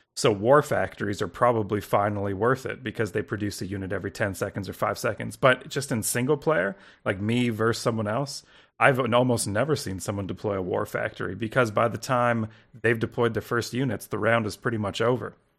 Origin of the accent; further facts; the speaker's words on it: Canada; I'm from Canada. You know, up here